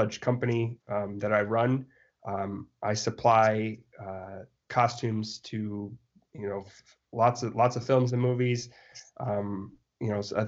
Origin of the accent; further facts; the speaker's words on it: South Dakota, United States; I grew up in South Dakota.